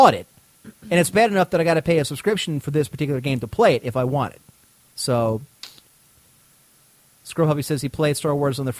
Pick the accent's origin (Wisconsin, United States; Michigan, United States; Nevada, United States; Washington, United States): Michigan, United States; Battle Creek; I was from Battle Creek, Michigan. I was 21 years old, and I was home from, because I was going to Michigan State University.